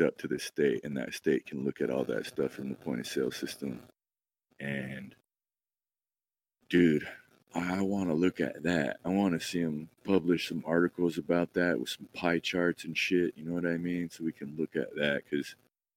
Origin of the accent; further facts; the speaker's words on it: Oregon, United States; I'm from Oregon, too